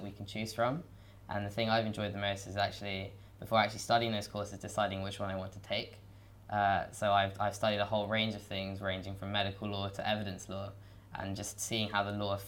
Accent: London, United Kingdom; I'm from London and I'm studying the LLB

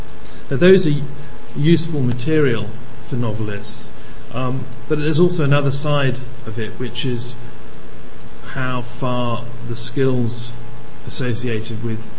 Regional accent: Malawi; also born or lived in Tanzania / Uganda; My background was growing up in Malawi and Tanzania, Uganda, various other places in Africa.

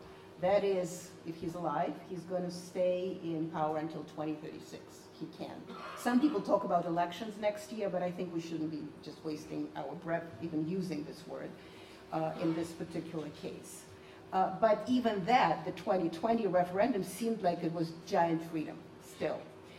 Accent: Russia; moved away; I, as I said, am a Soviet. I grew up in the Soviet Union in the 70s and 80s.

